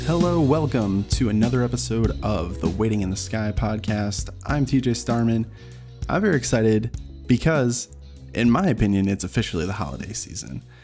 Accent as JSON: {"language": "English", "country": "United States", "said": "as an American culture"}